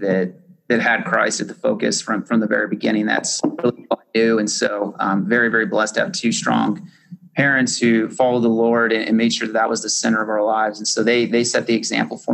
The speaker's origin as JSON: {"language": "English", "region": "Southwest", "country": "United States", "tie": "born or raised there", "also_born_or_lived": "Las Cruces, New Mexico / Tucson, Arizona", "said": "I grew up most of my life in either Arizona or New Mexico. So I grew up in a small town in Las Cruces, New Mexico, and then I also grew up in Tucson, Arizona"}